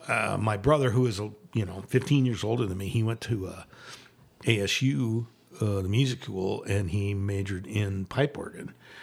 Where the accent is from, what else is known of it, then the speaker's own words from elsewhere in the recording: Arizona, United States; I'm born here. Okay. I'm a native of Arizona